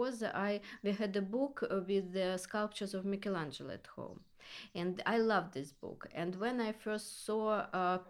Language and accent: English; Russia; moved away as an adult; also born or lived in Soviet Union / Moscow, Russia / Austria / Vienna, Austria; now in Carrara, Italy; I was born in Russia and then lived 15 years in Austria